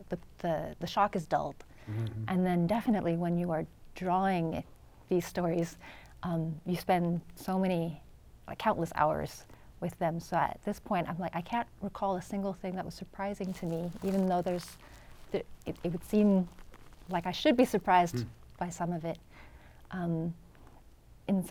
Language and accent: English; San Diego, California, United States; first language English; moved away as an adult; also born or lived in New York; the orange building that I grew up in San Diego